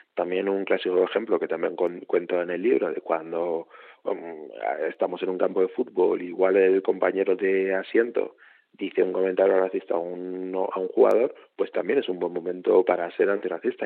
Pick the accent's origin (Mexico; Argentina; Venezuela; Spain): Spain; Huesca, Aragon; soy de Huesca